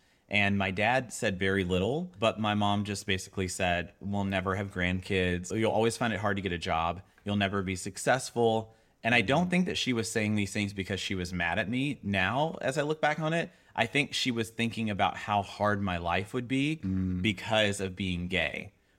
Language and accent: English; the South, United States; So I grew up in the South.